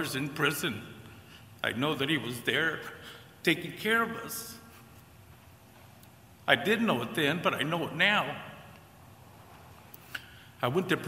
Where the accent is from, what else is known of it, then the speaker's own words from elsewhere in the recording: California, United States; moved away; I'm from California originally, born and raised in California with a normal family